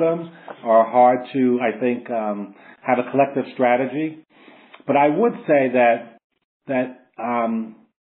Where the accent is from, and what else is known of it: New York City, New York, United States; born or raised there